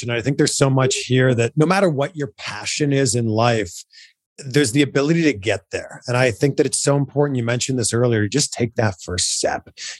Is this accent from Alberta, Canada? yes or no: no; Toronto, Ontario, Canada; I grew up in Toronto